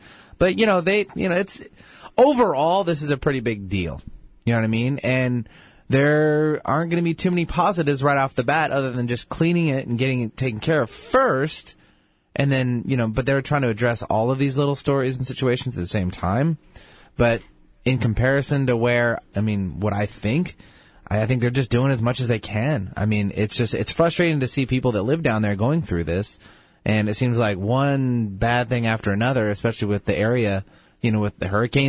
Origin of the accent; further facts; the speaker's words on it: Alaska, United States; I mean, I came from Alaska where the whole Exxon Valdez spill came around, you know, it was a big deal.